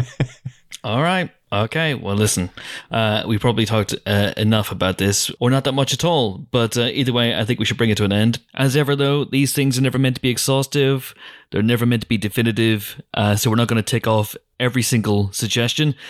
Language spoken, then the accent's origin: English; Northern Ireland, United Kingdom; accent: Northern Irish; We're from the north